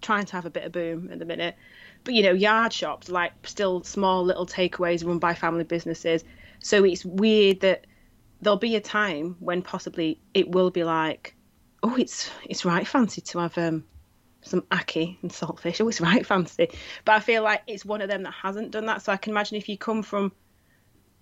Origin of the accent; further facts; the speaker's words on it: the North of England, United Kingdom; I'm still British. I'm still Northern